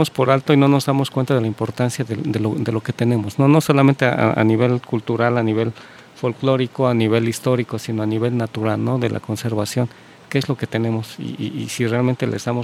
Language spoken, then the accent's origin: Spanish; Mexico; Y si nosotros como mexicanos no lo cuidamos, ¿quién lo va a hacer?